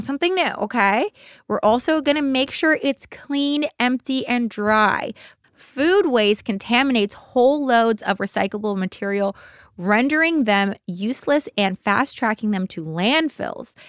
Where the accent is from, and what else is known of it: Simi Valley, California, United States; born or raised there